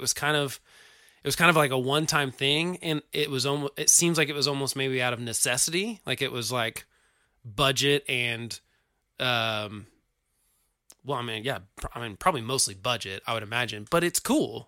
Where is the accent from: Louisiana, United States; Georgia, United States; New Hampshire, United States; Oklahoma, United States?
Oklahoma, United States; we're from Oklahoma, the rejects from Oklahoma